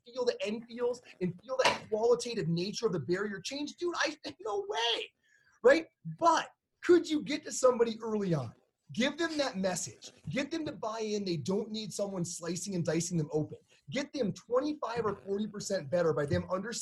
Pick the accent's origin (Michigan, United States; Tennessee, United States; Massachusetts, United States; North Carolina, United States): Michigan, United States; Upper Peninsula; now in Colorado, United States; I'm from Upper Peninsula, Michigan, but even here, we had to close all the Colorado in Motion clinics